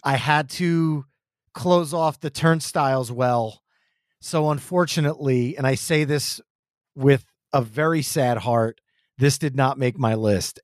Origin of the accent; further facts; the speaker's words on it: New Jersey, United States; we're from New Jersey.